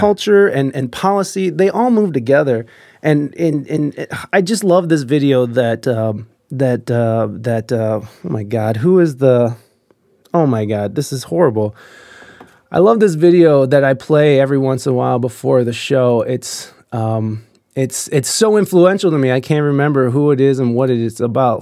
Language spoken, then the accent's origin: English; United States; as an American